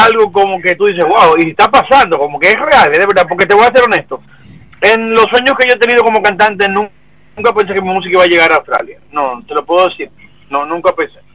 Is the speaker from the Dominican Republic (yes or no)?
yes; San Cristóbal, Dominican Republic; Mi pueblo natal, Campito San Cristóbal